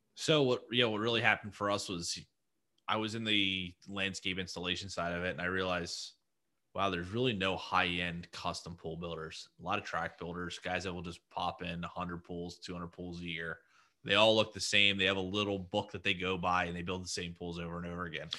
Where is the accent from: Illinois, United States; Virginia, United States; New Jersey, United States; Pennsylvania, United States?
New Jersey, United States; I'm from New Jersey